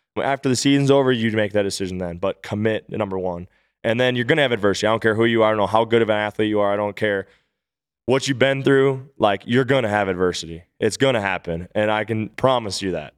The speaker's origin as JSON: {"language": "English", "region": "Minnesota", "country": "United States", "tie": "born or raised there", "said": "suiting up for my hometown team"}